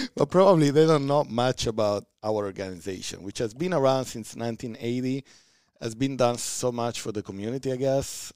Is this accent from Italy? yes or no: yes; Calabria, Italy; accent: Italian; English is a second language; moved away as an adult; now in United States; my Italian accent